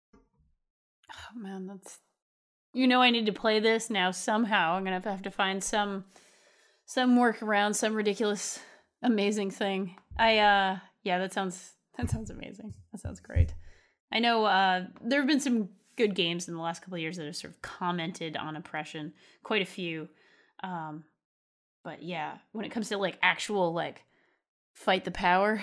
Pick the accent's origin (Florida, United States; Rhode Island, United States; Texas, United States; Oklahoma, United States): Rhode Island, United States; moved away; also born or lived in San Francisco; my home state